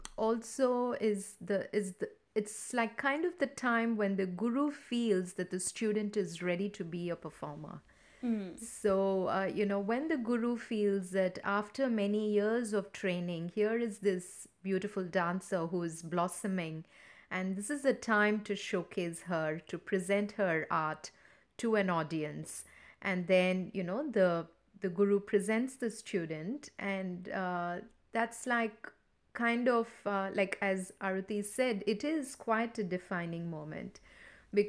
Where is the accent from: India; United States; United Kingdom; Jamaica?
India; now in Sydney, Australia; When I moved from India to Australia, I moved to southwest Sydney, and that was due to a personal, you know, circumstance at the time.